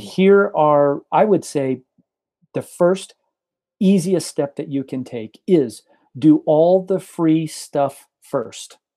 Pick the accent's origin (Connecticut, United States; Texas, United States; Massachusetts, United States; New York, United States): Texas, United States; rural; born or raised there; also born or lived in Guadalajara, Mexico / Mongolia